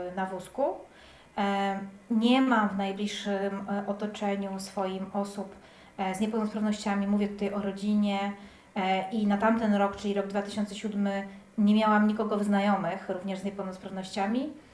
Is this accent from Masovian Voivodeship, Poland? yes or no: yes; Płock, Masovian Voivodeship, Poland; now in Warsaw, Poland; zamieszkałam w Warszawie, bo jestem ogólnie z Płocka